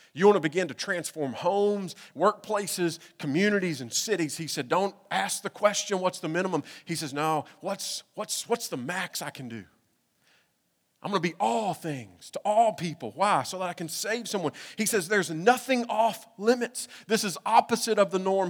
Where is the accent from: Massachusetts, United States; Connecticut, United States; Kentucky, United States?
Kentucky, United States; moved away; I'm from Kentucky.